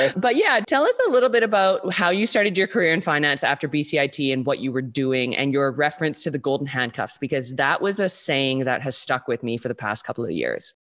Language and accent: English; Vancouver, British Columbia, Canada; born and raised in Vancouver, B C, like myself